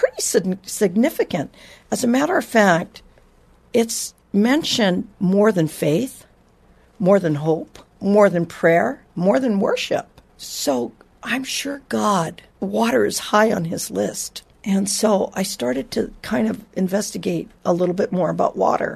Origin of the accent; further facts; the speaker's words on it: Honolulu, Hawaii, United States; I grew up in Hawaii, water all around